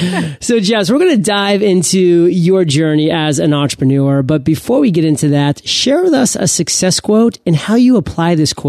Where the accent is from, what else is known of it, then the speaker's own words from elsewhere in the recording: Maine, United States; I was about to go on stage in front of 400 people in my home state in Maine. And that freaked me out. I was almost representing Maine in that conference because I was the only native Maine speaker.